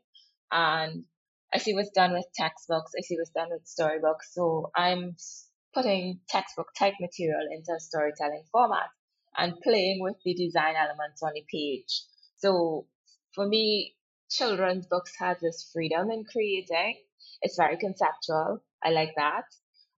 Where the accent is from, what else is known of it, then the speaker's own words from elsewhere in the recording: Trinidad & Tobago; We grew up in East Trinidad before moving back to the West, where the rest of my family is.